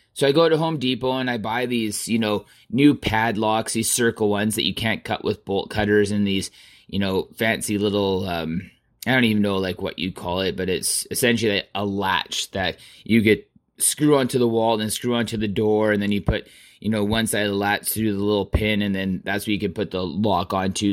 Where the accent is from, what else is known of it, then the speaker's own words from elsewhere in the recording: Southern Alberta, Canada; I was born and raised in Southern Alberta on a farm